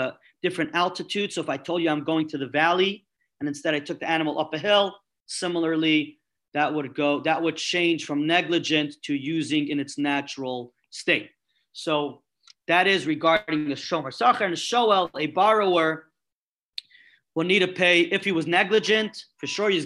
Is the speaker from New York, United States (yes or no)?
yes; New York City, New York, United States; I'm coming from Brooklyn